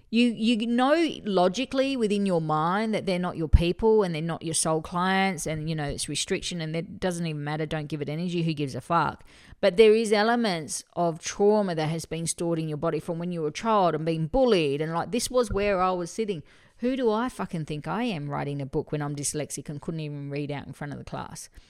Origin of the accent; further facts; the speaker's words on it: Murray Bridge, South Australia, Australia; I'm Bogan from Murray Bridge